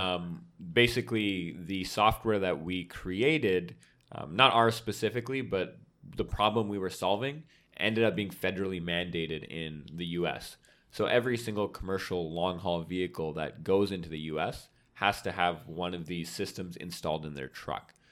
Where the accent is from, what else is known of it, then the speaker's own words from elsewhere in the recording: Vancouver, British Columbia, Canada; moved away as an adult; born and raised in Vancouver